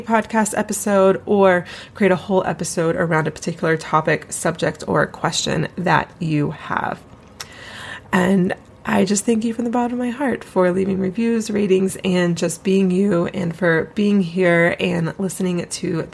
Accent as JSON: {"language": "English", "region": "East Coast", "country": "United States", "moved": "yes", "lives_now": "Colorado, United States", "said": "I'm from the East Coast originally."}